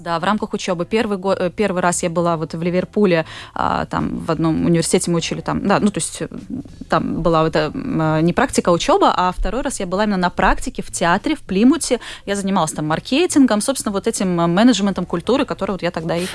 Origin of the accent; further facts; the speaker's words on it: Jelgava, Latvia; also born or lived in Plymouth; now in Riga, Latvia; я вообще сама из Елгавы, у меня родители в Елгаве тоже живут